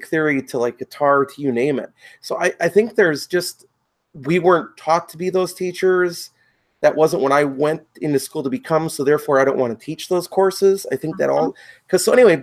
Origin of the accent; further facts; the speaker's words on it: Wisconsin, United States; I came from Wisconsin, so, you know, similar Midwestern state.